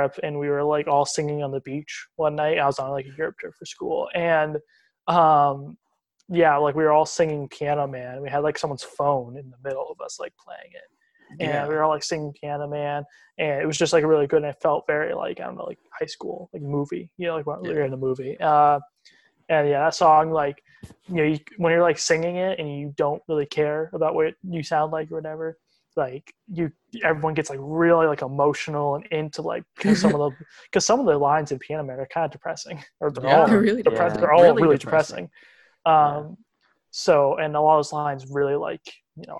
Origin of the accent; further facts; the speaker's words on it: Maine, United States; I'm from Maine